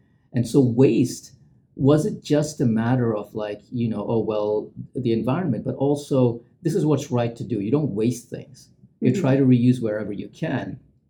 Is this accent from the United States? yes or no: no; India; also born or lived in Middle East; I grew up in the Middle East, but I'm Indian. So we used to go back every summer to our grandparents' house.